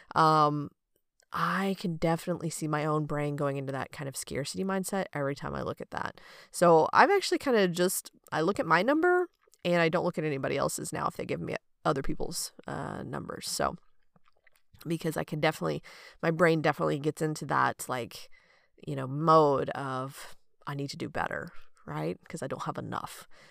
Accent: United States; growing up in America

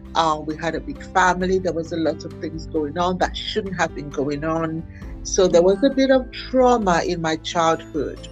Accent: Nigeria; also born or lived in Islington, London, United Kingdom; My family moved back to Nigeria in 1975. So I did most of my education, actually, all of my education I did in Nigeria.

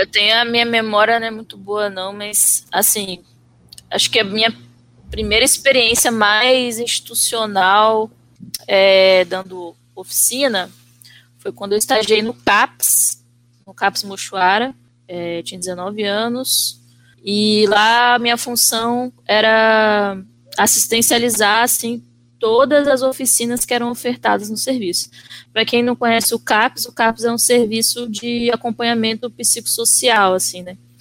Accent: Vitória, Espírito Santo, Brazil; sou natural de Vitória, Espírito Santo. Nasci, cresci, vivo aqui até os dias de hoje.

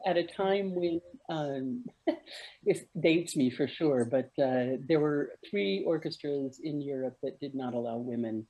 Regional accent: Arizona, United States; I grew up in Arizona, uh, in the, the desert southwest of the United States

